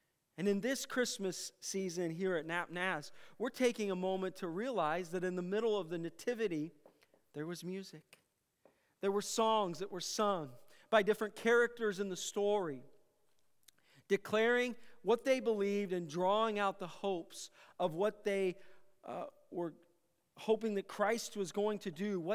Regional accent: Iowa, United States; I grew up in Iowa

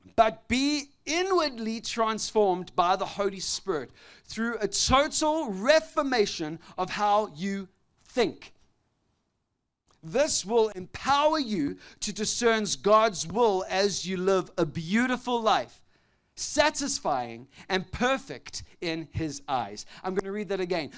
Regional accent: South Africa; growing up in South Africa when I was a young boy

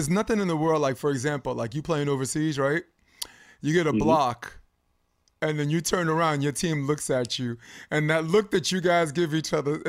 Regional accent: Brooklyn, New York, United States; In Brooklyn, I grew up in Brooklyn, we call it a switch.

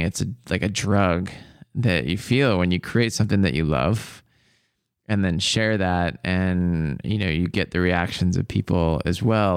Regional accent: Bothell, Washington, United States; I grew up in Bothell

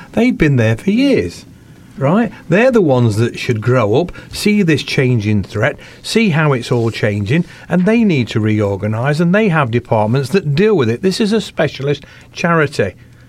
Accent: Rainworth, East Midlands, United Kingdom; I was brought up in Rainworth

